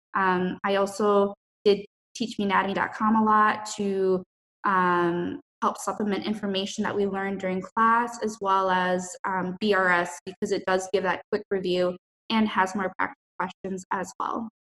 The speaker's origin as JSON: {"language": "English", "region": "Minnesota", "country": "United States", "moved": "yes", "said": "I'm from Minnesota"}